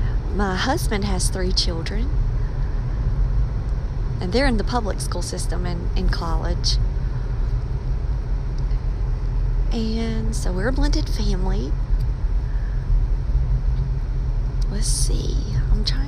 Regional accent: Maxton, North Carolina, United States; where I'm from a small town, Maxton. It's in Robeson County in North Carolina.

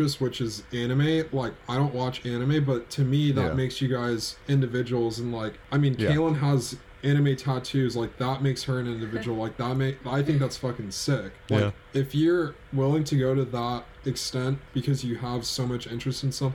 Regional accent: California, United States; I'm from California

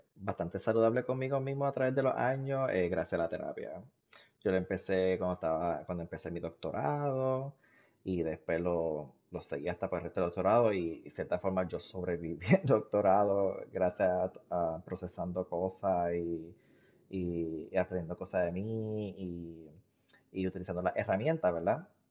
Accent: Puerto Rico; now in United States; los puertorriqueños que están en Estados Unidos, porque los, o, nos fuimos de Puerto Rico

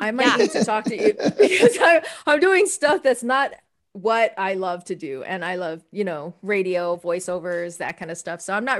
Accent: Hawaii, United States; I come from Hawaii.

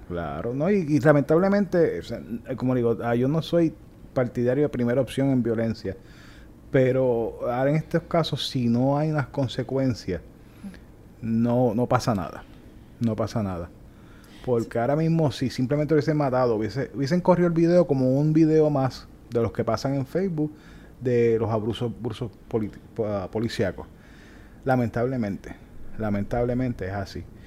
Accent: Puerto Rico; now in Florida, United States; así somos los boricuas

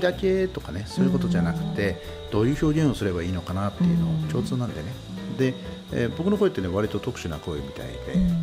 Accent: Tomakomai, Hokkaido, Japan; also born or lived in Sapporo / Tokyo; 苫小牧生まれ、苫小牧育ちなんですよ

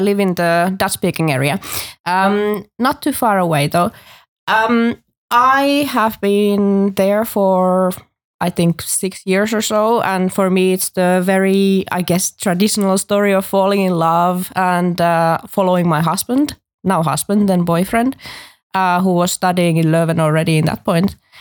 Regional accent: Finland; moved away as an adult; now in Brussels, Belgium; I come from Finland

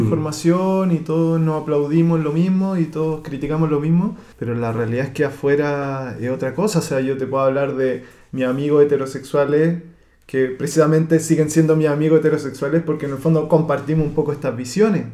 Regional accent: Santiago, Santiago Metropolitan Region, Chile; now in Spain; llegamos de todas las comunas de Santiago, o sea, yo no tenía, por ejemplo, en mi curso no tenía nadie que viviera en mi comuna

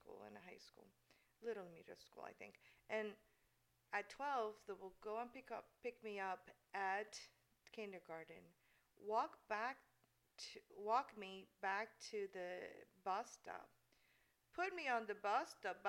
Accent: Puerto Rico; first language Spanish; English is a second language; moved away as an adult; now in San Antonio, United States; And I am from Puerto Rico. I was born and raised in Puerto Rico.

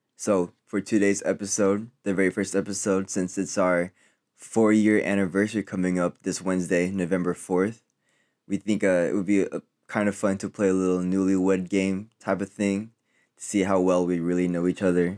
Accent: Philippines; I'm Filipino

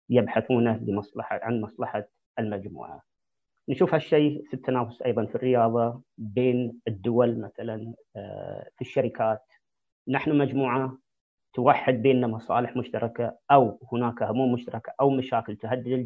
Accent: Saudi Arabia; moved away; القيم والاخلاق الايجابيه اللي جيت فيها من السعوديه

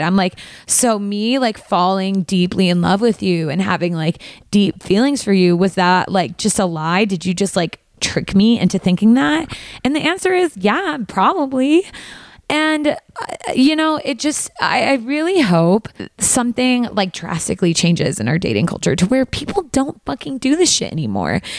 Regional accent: Valley Girl, California, United States; accent: Valley Girl; my Valley Girl accent when I say Spanish words

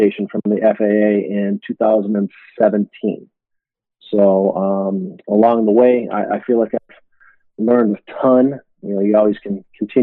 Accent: Detroit, Michigan, United States; moved away as an adult; also born or lived in Lakeland, Florida; I grew up in Detroit, Michigan.

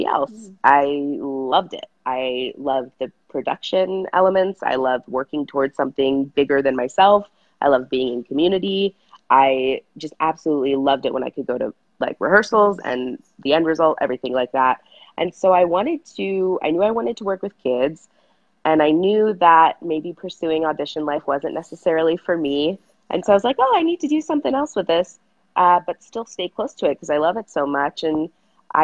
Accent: Los Angeles, California, United States; moved away as an adult; now in San Diego, United States; I am originally from the Los Angeles area, the San Fernando Valley. So I'm technically a Valley girl. And I lived there until I graduated college

